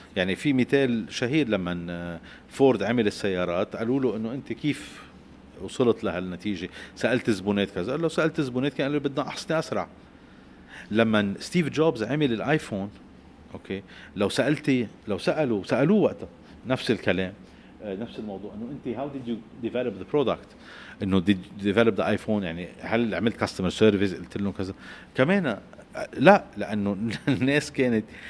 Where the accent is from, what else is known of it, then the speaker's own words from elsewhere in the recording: Lebanon; نحن كلبنانيين